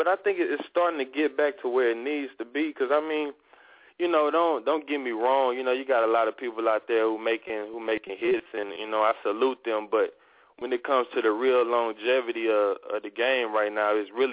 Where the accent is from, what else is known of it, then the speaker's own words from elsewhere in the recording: Missouri City, Texas, United States; also born or lived in Houston, Texas / Louisiana; I was born in Houston, grew up there, and then, you know, we moved to Mo City when I was a youngster